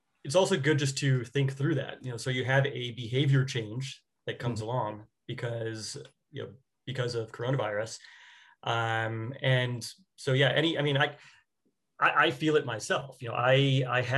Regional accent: New York City, New York, United States; now in California, United States; I'm from New York, even though now I'm in California

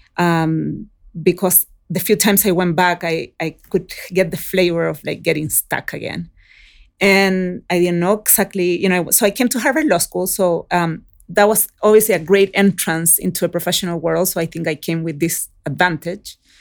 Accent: Chile; moved away; also born or lived in Oakland, California; I was raised in Chile

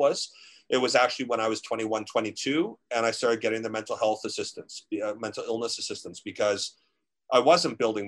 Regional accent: Ontario, Canada; growing up in Ontario

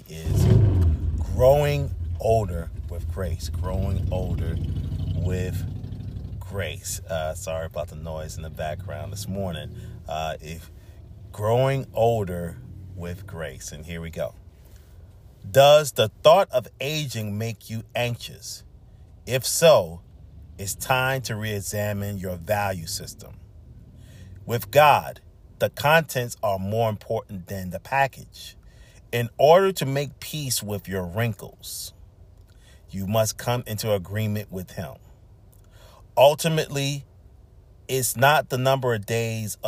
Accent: Charleston, South Carolina, United States; moved away; Charleston, South Carolina. That's my hometown also.

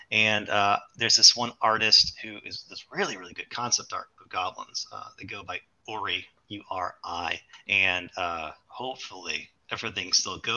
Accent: New Orleans, Louisiana, United States; So I'm originally from New Orleans. You can't tell because I don't have the accent. Uh, but I live in Louisiana, elsewhere, a couple hours away.

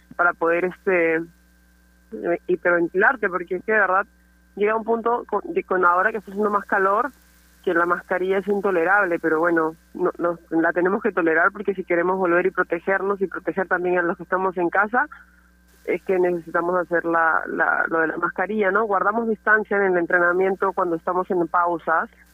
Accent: Pueblo Libre, Lima, Peru; cuando era chiquita jugaba en Alianza, era mi eterno rival, los, nos odiábamos Alianza y Latino, porque nos representábamos ahí en Pueblo Libre

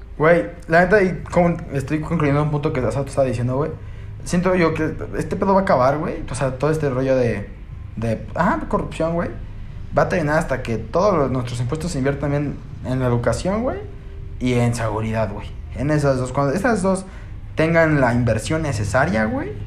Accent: Mexico

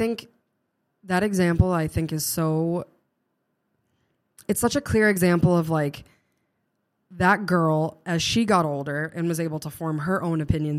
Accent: Norton, Massachusetts, United States; Because I'm from Norton, and it's very much the same way. It's mm-hmm. very similar to Bridgewater.

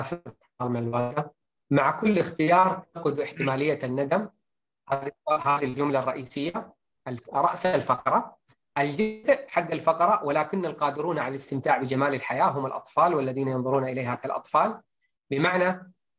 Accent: Saudi Arabia; عندنا في السعوديه

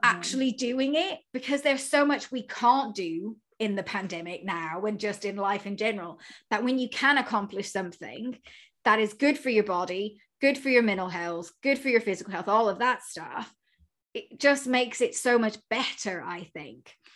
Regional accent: United States; moved away; I'm clearly from America

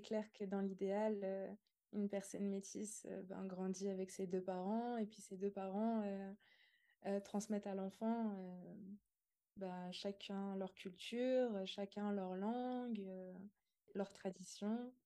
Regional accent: Montbrison, Auvergne-Rhône-Alpes, France; j'ai grandi dans une petite ville rurale qui s'appelle Montbrison

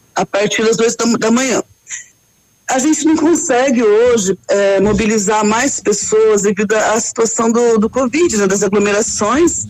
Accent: São José dos Campos, São Paulo, Brazil; accent: paulista; moved away as an adult; also born or lived in Rio de Janeiro; now in Pato Branco, Brazil; Eu sou paulista, né? Sou da cidade de São José dos Campos, São Paulo

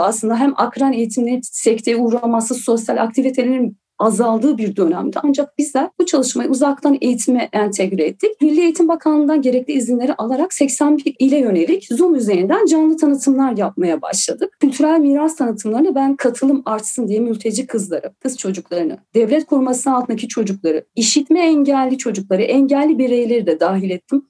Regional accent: Silvan, Diyarbakır Province, Turkey; Diyarbakır'ın Silvan ilçesinde doğdum

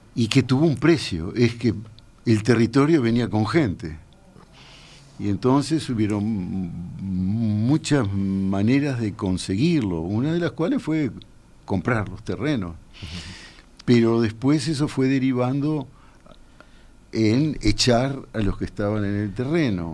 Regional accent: Uruguay; soy uruguayo

